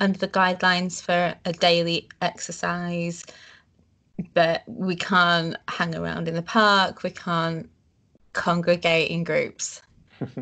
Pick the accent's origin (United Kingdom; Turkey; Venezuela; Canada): United Kingdom; Leeds, Yorkshire and the Humber; also born or lived in Netherlands; I'm from Yorkshire in the UK, a city called Leeds